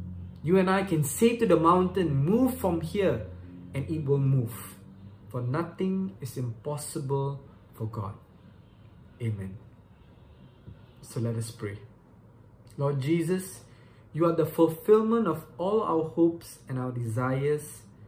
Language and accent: English; Malaysia; Once again … I'm from Malaysia.